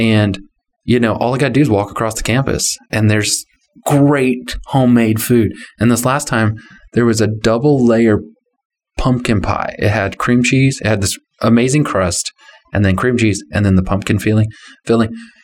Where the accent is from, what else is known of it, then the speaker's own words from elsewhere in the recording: Texas, United States; I'm from Texas.